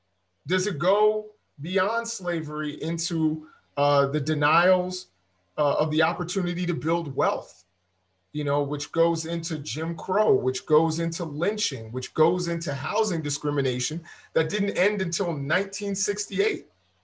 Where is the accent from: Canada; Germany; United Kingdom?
Germany; you hear and learn a lot about the Holocaust growing up in Germany.